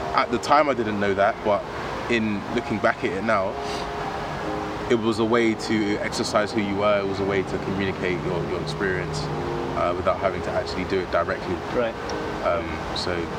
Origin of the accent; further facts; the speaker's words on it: London, United Kingdom; I'm British. I was born in London, um, so being a part of the South London community